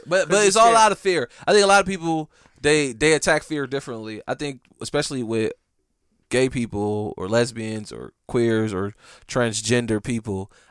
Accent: Midwest, United States; cuz I'm from the Midwest and it's different there.

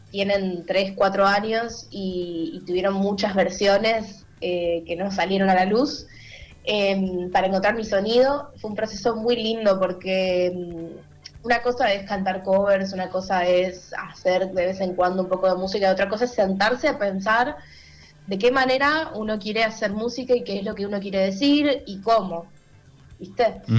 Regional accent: Buenos Aires Province, Argentina; now in Buenos Aires, Argentina; soy nativa de todo lo que es zona norte, movida musical de por allá

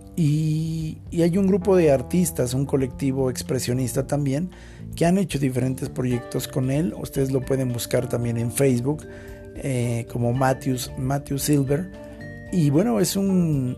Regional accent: Mexico; Todos los mexicanos se acuerdan que somos mexicanos

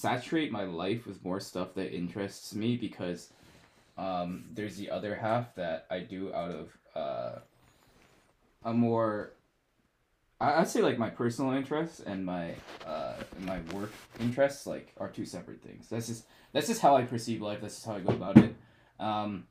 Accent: Calgary, Alberta, Canada; moved away as an adult; now in London, Canada; And I'm from Calgary, Alberta

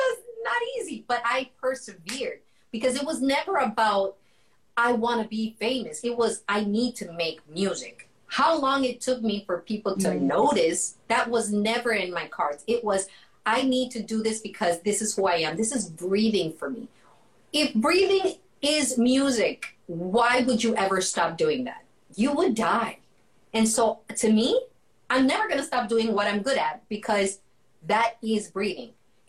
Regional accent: U.S. Virgin Islands; And I grew up in the Virgin Islands as one of the places that were, I've got a lot of influences

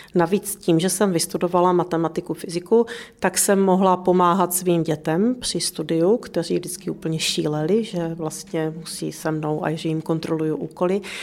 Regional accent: Olomouc, Olomouc Region, Czechia; jsem rodák z Olomouce, takže se mi líbilo i v Olomouci

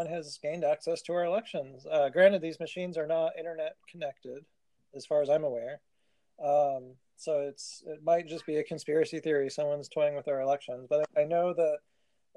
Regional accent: Arizona, United States; Arizona is my home state.

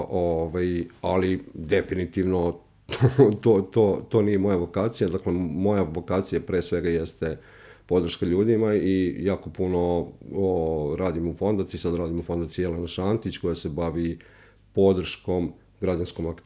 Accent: Kosjerić, Zlatibor District, Serbia; dolazim iz jednog manjeg mesta, dakle Kosjerić

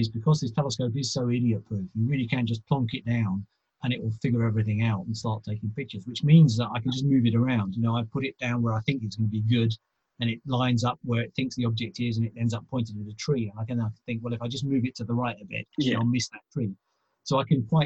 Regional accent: London, United Kingdom; I grew up in South London

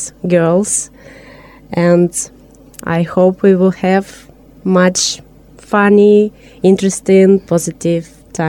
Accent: Novosibirsk, Novosibirsk Oblast, Russia; English is a second language; moved away as an adult; now in Nyíregyháza, Hungary; I'm from Russia. I'm from Novosibirsk. It's a Siberian city in the middle of Russia. And I worked as a lawyer there.

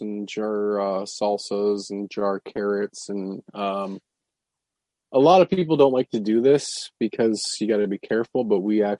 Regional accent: Canada; I grew up in Canada being an outdoorsman.

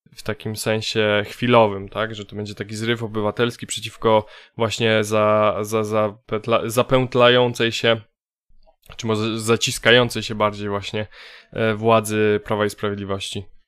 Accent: Poland

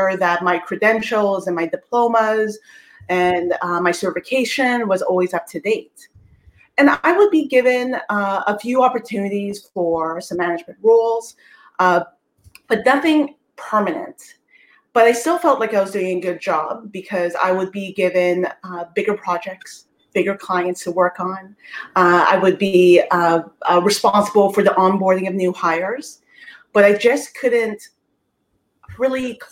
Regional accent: Toronto, Ontario, Canada; I'm from Toronto, Canada

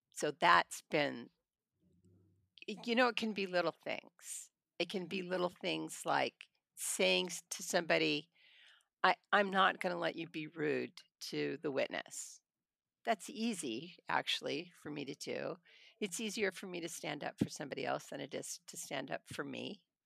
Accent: Hanford, California, United States; also born or lived in Madera, California; I was born in Madeira, I grew up in Hanford

